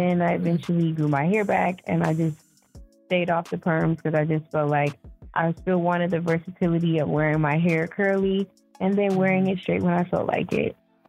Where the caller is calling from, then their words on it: Houston, Texas, United States; I'm calling from Houston.